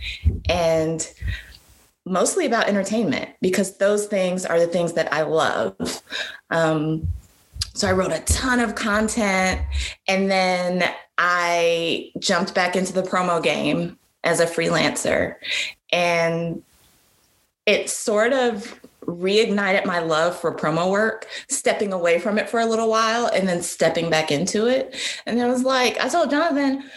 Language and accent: English; Columbus, Ohio, United States; moved away as an adult; also born or lived in Washington, D.C.; now in Atlanta, United States; I'm originally from Columbus, Ohio